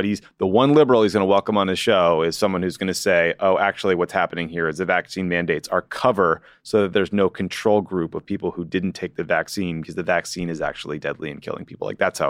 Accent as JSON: {"language": "English", "town": "Boston", "region": "Massachusetts", "country": "United States", "tie": "born or raised there", "said": "There just wasn't a location near me growing up in Boston."}